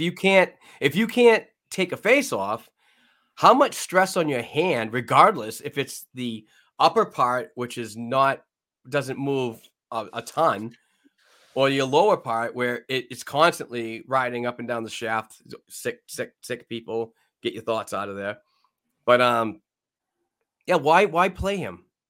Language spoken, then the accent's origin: English; New England, United States; accent: New England; my New England accent